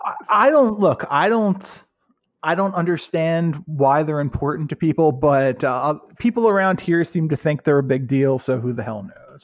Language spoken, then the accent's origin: English; United States; I'm an American.